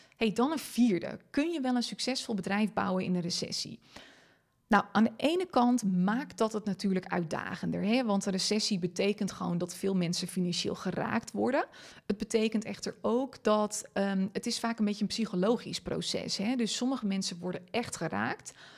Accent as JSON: {"language": "Dutch", "region": "Friesland", "country": "Netherlands", "tie": "born or raised there", "first_language": "Frisian", "second_language": "Dutch", "said": "Ik ben Fries opgevoed"}